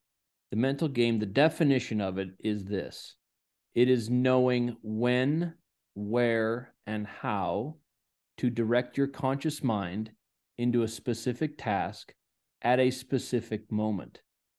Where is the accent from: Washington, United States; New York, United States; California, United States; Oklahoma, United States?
Washington, United States; I've born and raised in Washington State in the U.S.